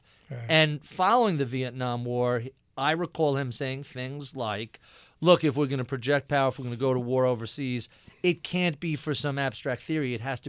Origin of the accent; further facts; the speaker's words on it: New York, United States; So I grew up in Nassau County, out in Long Island, very Republican area.